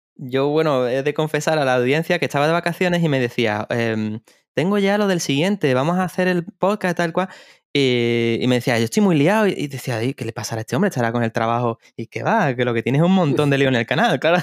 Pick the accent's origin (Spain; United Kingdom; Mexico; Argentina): Spain; Seville, Andalusia; yo soy de Sevilla